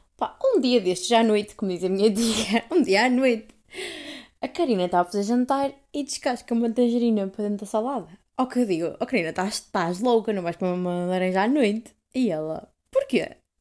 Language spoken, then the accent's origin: Portuguese; Portugal; eu digo que sou de Portugal